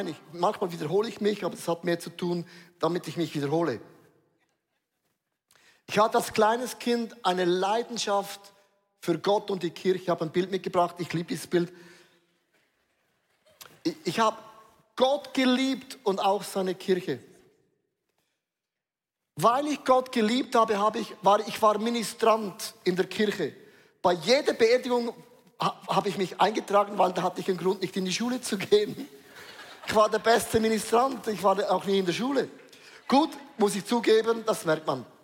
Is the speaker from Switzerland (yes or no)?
yes; Switzerland; Ich bin ein Schweizer, auch ich habe Würde.